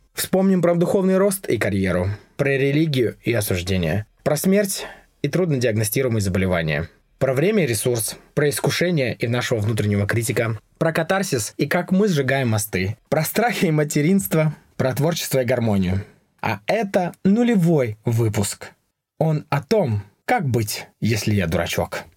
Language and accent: Russian; Yekaterinburg, Sverdlovsk Oblast, Russia; moved away as an adult; now in Oslo, Norway; Родился я на Урале, в городе Екатеринбург